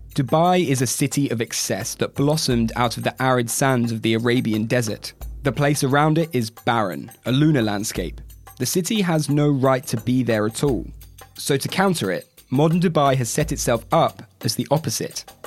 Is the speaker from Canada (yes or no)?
no; United Kingdom; As a Brit